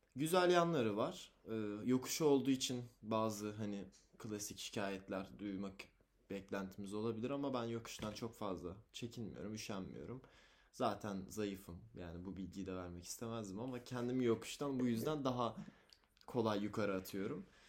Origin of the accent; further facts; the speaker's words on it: Osmaniye, Turkey; moved away; Çocukken Osmaniye'de yaşadım.